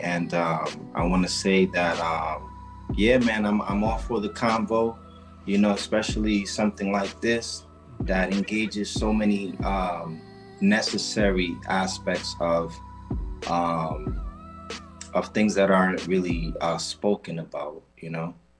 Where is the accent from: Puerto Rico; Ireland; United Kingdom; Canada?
Puerto Rico; moved away; I'm from an island called Puerto Rico, um, better known to us as Borinquen